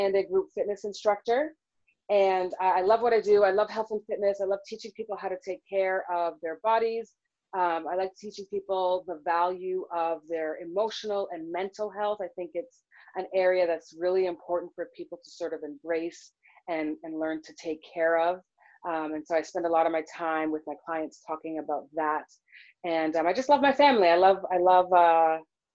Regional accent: Toronto, Ontario, Canada; moved away as an adult; also born or lived in Seattle, Washington; now in United States; I was born and raised in Toronto, Canada

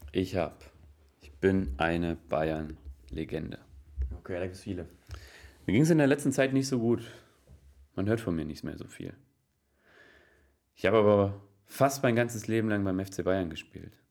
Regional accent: Slovakia; Ich bin Slowake. Okay. Oh, und Slowake. Slowake und bin 2003 nach Nürnberg gewechselt.

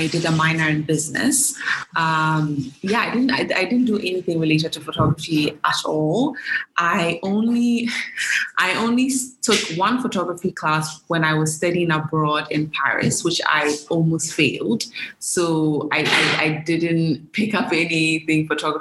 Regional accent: Ghana; moved away as an adult; also born or lived in United States; born and raised in Ghana

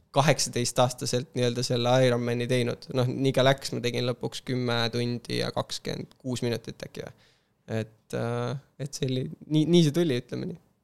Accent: Kiili Parish, Harju County, Estonia; ma olen üles kasvanud sellises äh, Tallinna kõrval olevas vallas nagu Kiili vald

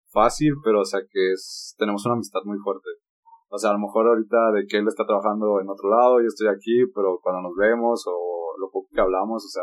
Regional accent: San Luis, San Luis Potosí, Mexico; No, que somos de San Luis, de ¿a poco? No, sí, es que, ah, es que hablan muy cantado nos decían a nosotros

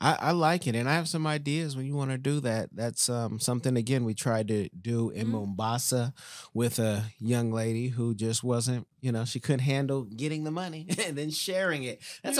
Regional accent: Oakland, California, United States; I'm from Oakland, but we also go through Africa, and God's got us.

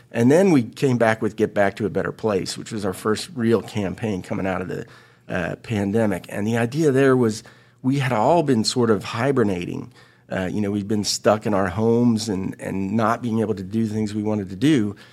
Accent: Florida, United States; You know, I've been in tourism for 30 years, and uh, I come from Florida, so I, have dealt with all types of crisis.

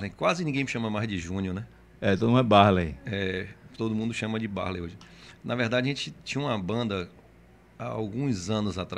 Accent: Camaçari, Bahia, Brazil; also born or lived in Salvador; Eu nasci em Salvador. nasci em Salvador. Nasci em Salvador. E eu vim para cá, para Camaçari, muito novinho, muito seis anos, sete anos já estava aqui, né?

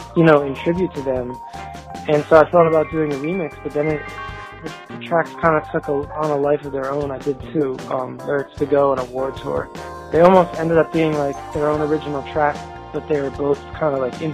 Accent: United States; I grew up actually outside New York, but it was close enough that I could get New York radio.

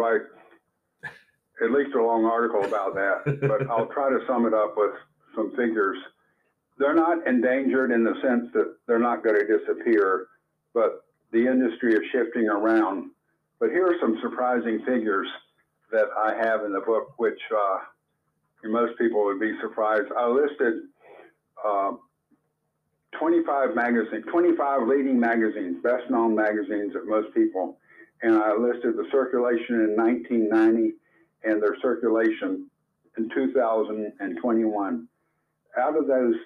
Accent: Florida, United States; now in Anderson, Indiana, United States; since I was growing up in Florida.

